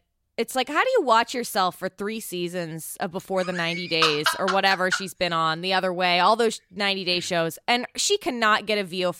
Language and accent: English; San Francisco, California, United States; I'm from San Francisco.